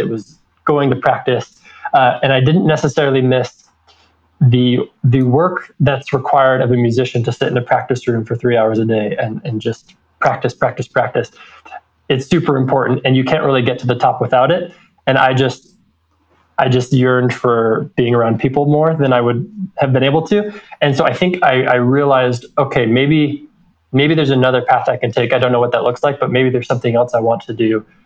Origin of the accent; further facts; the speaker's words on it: American Fork, Utah, United States; also born or lived in Riverside, California; grew up in American Fork